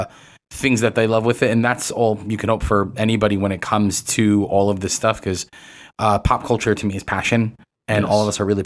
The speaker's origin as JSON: {"language": "English", "town": "New York City", "region": "New York", "country": "United States", "tie": "born or raised there", "moved": "as an adult", "lives_now": "San Diego, United States", "said": "I'm born and raised in New York City, from up in the Bronx, grew up down in Manhattan"}